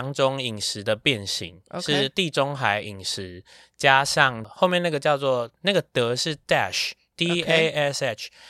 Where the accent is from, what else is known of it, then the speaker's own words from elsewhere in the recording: Taiwan; 毕竟我就是台湾人。